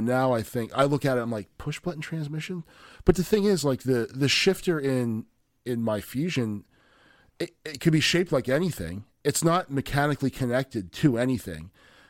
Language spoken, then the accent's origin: English; United States; I grew up in Frederick County.